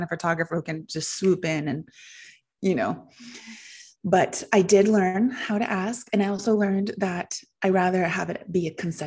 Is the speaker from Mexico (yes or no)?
yes; Mexico; growing up in Mexico